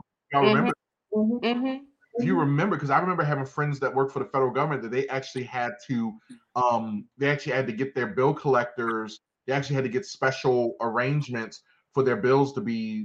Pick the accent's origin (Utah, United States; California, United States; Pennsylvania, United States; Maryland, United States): Maryland, United States; Baltimore; growing up in Baltimore, having spent time down at Lexington Market